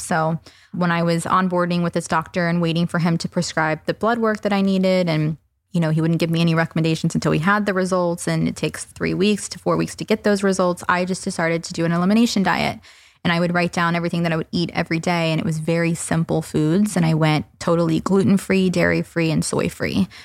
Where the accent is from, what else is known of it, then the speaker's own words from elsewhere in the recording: the South, United States; I'm from the South